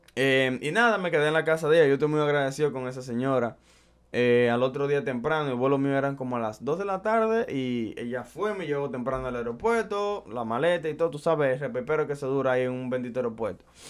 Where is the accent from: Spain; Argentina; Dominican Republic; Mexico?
Dominican Republic; moved away as an adult; also born or lived in Brooklyn, New York; now in United States; yo soy dominicano. Eh, de la mata, criado, nacido y criado allá en mi bella tierra